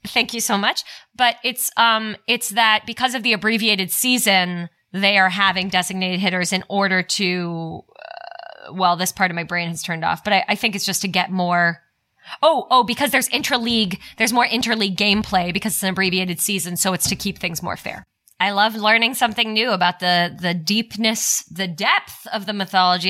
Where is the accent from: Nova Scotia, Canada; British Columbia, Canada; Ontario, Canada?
Ontario, Canada; Toronto; I'm from Toronto.